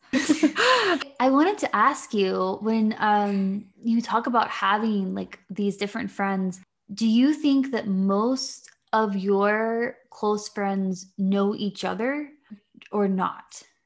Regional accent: Virginia, United States; moved away as an adult; also born or lived in Florida / Washington, D.C. / North Carolina; now in Ireland; I grew up in Virginia, and I've lived in Florida and D C and North Carolina, and now Ireland with my partner

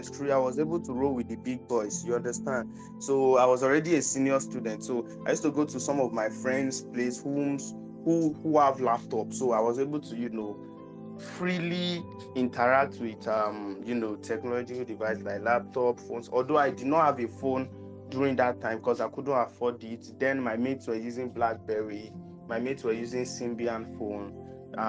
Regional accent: Lagos, Nigeria; I was born in Lagos, but I don't really used to go outside, or I don't used to explore Lagos that much

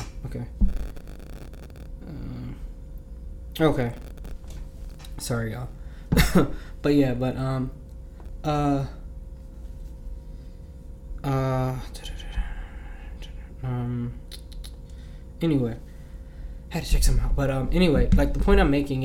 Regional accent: New Jersey, United States; I'm from Jersey. We talk with our hands

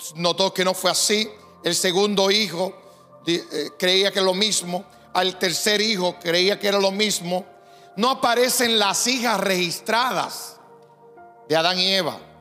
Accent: Puerto Rico; Como buenos puertorriqueños

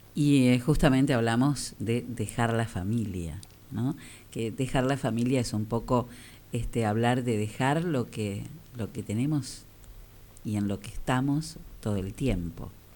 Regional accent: General Villegas, Buenos Aires Province, Argentina; soy de Villegas, no soy porteño.

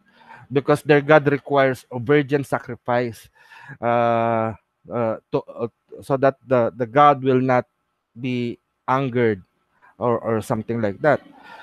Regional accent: Philippines; The nature of our of us as Filipino

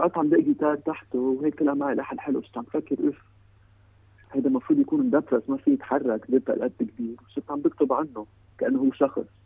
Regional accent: Lebanon; انا من لبنان

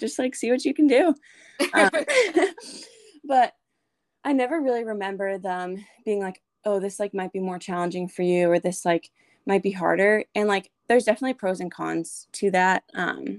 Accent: New Hampshire, United States; moved away as an adult; now in Nashville, United States; I'm currently a junior at Lipscomb University in Nashville, Tennessee, but I'm originally from New Hampshire

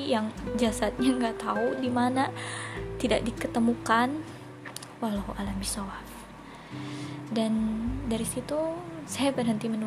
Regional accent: Bandung, West Java, Indonesia; saya asli Bandung Dan sekarang sedang menekuni pekerjaan di salah satu lembaga di Jakarta sebagai staf keuangan

